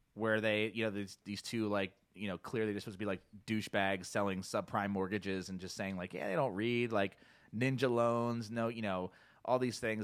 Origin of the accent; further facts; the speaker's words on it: New Jersey, United States; now in Boulder, United States; growing up in South Jersey